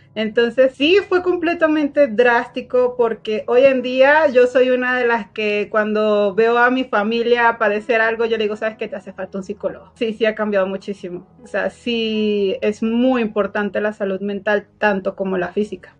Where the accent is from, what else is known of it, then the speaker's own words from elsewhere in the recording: Venezuela; moved away as an adult; now in Mexico; Soy de Venezuela, somos paisanos